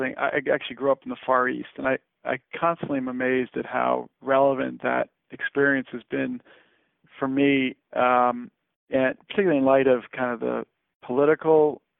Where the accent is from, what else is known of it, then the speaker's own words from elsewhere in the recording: Hong Kong; I grew up in Hong Kong, and so you look back on that in a wildly overcrowded city, and to be in the absolute distinct minority.